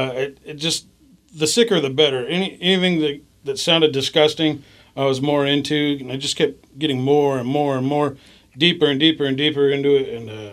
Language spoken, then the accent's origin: English; Tacoma, Washington, United States; I grew up in Washington, Tacoma here.